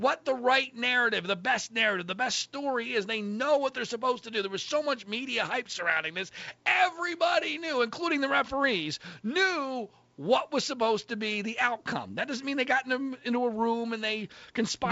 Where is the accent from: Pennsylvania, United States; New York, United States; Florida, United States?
Pennsylvania, United States; Philadelphia suburbs; I'm from the Philadelphia suburbs